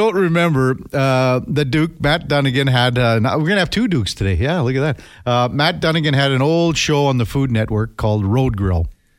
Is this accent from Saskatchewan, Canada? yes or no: yes; Saskatchewan, Canada; growing up in Saskatchewan